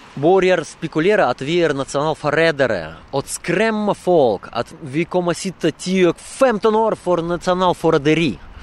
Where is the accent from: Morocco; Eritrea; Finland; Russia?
Russia; Swedish is a second language; now in Sweden; i Ryssland, i min hemland